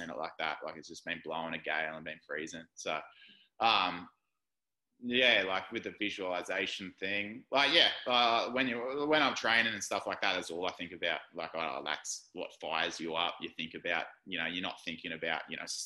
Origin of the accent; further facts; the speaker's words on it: Gold Coast, Queensland, Australia; I was born on the Gold Coast